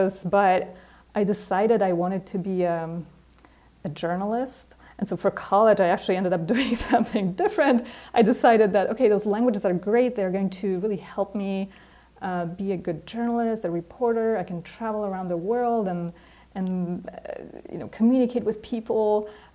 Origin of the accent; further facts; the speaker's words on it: Poland; English is a second language; I grew up in Poland